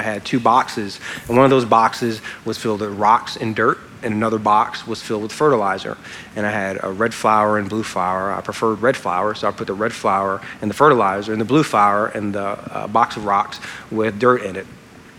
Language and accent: English; Louisiana, United States; I'm from Louisiana.